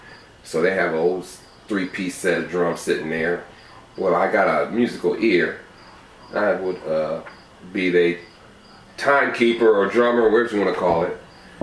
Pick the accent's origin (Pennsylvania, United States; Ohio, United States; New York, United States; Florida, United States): Ohio, United States; Toledo; I'm from Toledo, yeah.